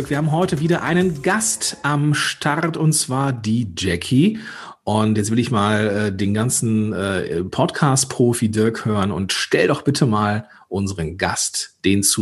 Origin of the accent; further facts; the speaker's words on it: Moers, North Rhine-Westphalia, Germany; born there; ich bin gebürtiger Mörser